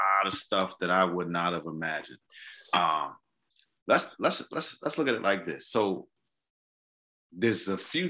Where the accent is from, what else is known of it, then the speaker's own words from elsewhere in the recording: Boston, Massachusetts, United States; moved away; I'm from Boston